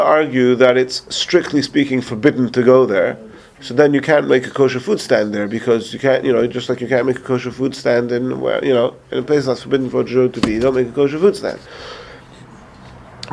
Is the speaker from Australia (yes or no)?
no; England, United Kingdom; moved away; I grew up in England